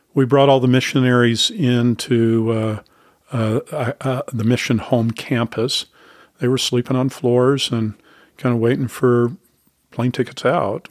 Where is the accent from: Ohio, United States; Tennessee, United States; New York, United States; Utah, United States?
Utah, United States; Salt Lake City; moved away as an adult; now in Falls Church, Virginia, United States; I grew up in Salt Lake City